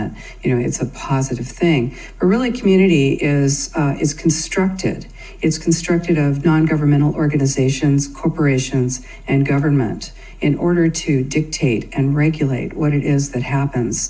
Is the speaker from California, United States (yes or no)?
yes; California, United States; I'm from the United States, California